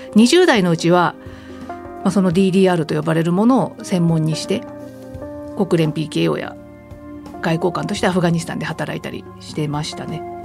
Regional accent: rural Gunma Prefecture, Japan; もともとは私あの群馬県の田舎出身

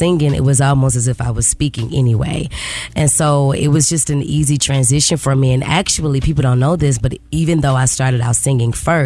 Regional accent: Memphis, Tennessee, United States; I'm originally from Memphis, Tennessee

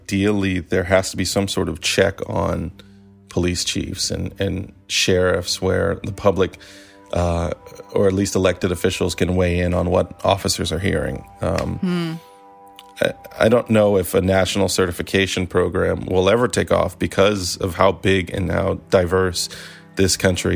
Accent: Maryland, United States; I'm from Maryland.

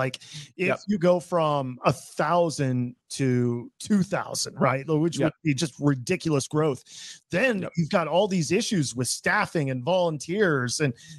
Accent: Florida, United States; I'm from Florida. I'm in Orlando

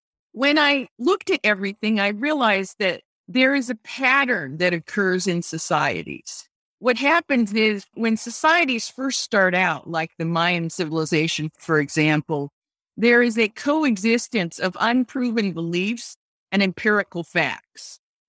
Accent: Japan; Whether it was my background of growing up in Japan and then experiencing the Vietnam War through my father's work

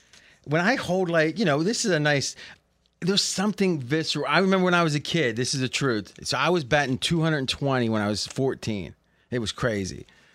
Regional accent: Ohio, United States; also born or lived in Blair, Ohio; So we were living in one of his rentals when I was born in Blair, where Joey Galloway's from, right next door to where I grew up in Ohio.

